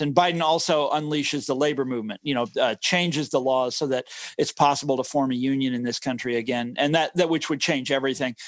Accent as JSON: {"language": "English", "area": "Johnson County", "region": "Kansas", "country": "United States", "tie": "born or raised there", "said": "I grew up in Johnson County, Kansas. This is the affluent suburbs"}